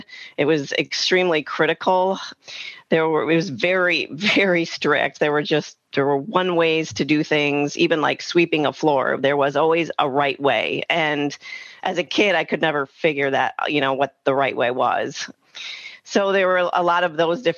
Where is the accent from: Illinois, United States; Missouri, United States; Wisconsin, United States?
Wisconsin, United States; I grew up in Wisconsin, in a smaller, not super small town, but semi-small town